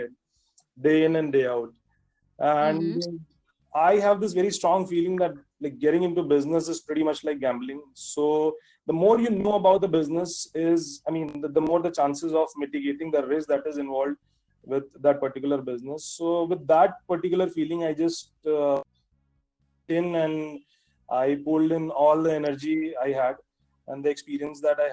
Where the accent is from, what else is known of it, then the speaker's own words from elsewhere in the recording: Varanasi, Uttar Pradesh, India; also born or lived in Mumbai, India; I decided that I'll get back to my hometown and I'll start my own business